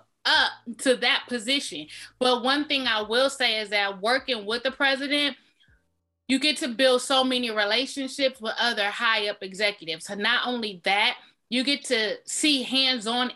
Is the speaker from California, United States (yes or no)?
yes; Inglewood, California, United States; I'm from the West Coast. I'm from California.